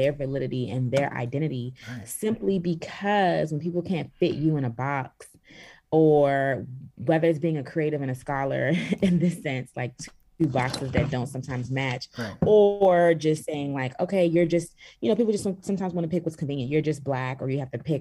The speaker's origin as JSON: {"language": "English", "town": "Washington", "region": "District of Columbia", "country": "United States", "tie": "born or raised there", "also_born_or_lived": "Sierra Leone (ancestry)", "moved": "as an adult", "lives_now": "Los Angeles, United States", "said": "And I'm from Sierra Leone, West Africa, family from Sierra Leone, West Africa, born and raised in Washington, D.C., and now currently living in Los Angeles"}